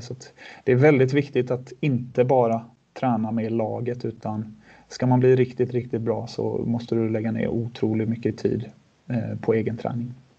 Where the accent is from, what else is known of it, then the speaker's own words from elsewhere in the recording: Sweden; moved away as an adult; also born or lived in Switzerland; all trygghet som vi hade hemma i Sverige